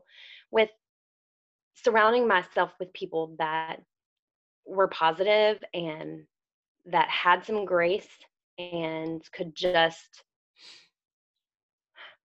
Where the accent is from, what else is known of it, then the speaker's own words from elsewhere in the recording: the South, United States; I'm from the South, which that's a whole another burden of trying to be a Southern woman